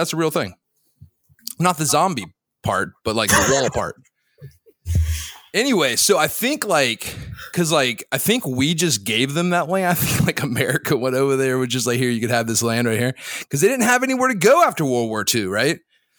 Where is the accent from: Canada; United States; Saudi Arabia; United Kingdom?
Saudi Arabia; born there; I can't because I was born in Saudi.